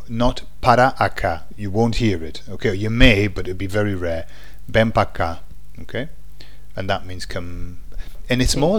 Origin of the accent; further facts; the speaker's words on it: England, United Kingdom; I'm English.